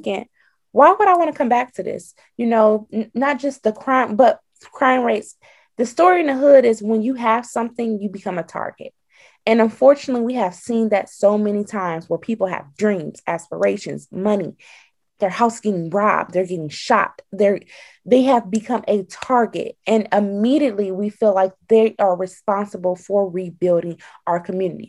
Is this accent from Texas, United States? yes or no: no; Detroit, Michigan, United States; also born or lived in Pine Bluff, Arkansas; I'm from Michigan, Detroit, to be exact